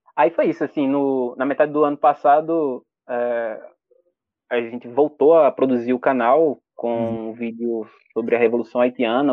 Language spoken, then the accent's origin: Portuguese; Olinda, Pernambuco, Brazil; eu sou natural da Ilha do Rato, que é uma favela lá de Olinda, Pernambuco, nascido e criado